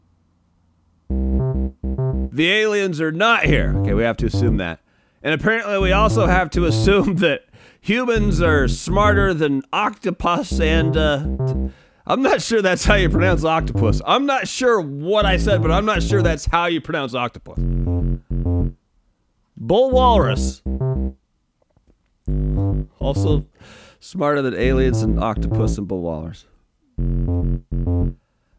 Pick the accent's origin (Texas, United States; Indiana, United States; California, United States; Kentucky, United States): California, United States; San Francisco; also born or lived in Washington; I was born in San Francisco and graduated from Washington State University